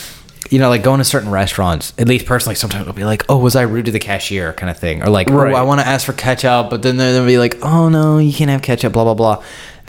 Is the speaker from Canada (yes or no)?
no; United States; I'm like a gringo, like I'm an American